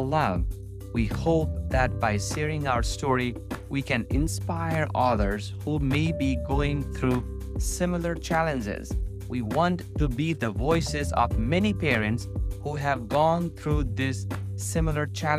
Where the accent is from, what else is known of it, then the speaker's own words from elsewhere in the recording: Nepal; moved away as an adult; now in North Carolina, United States; I was born and raised in Nepal